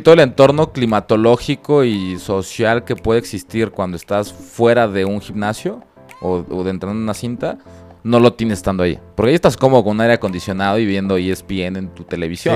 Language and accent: Spanish; Toluca, State of Mexico, Mexico; now in Guadalajara, Mexico; yo no soy de aquí Guadalajara, soy de Toluca